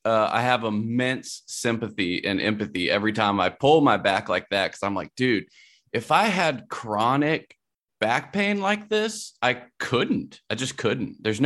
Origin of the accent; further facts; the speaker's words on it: Columbia, South Carolina, United States; Like, that was in my hometown, Columbia, South Carolina.